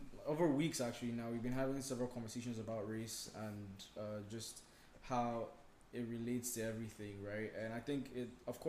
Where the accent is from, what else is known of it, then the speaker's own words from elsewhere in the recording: Nigeria; we're all Nigerian here.